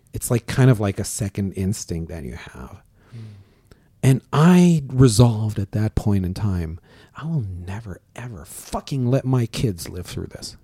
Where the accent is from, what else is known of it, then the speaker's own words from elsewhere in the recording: Syria; moved away as an adult; also born or lived in Germany; now in Canada; I was not born in Syria, but I lived in Syria as of seven years old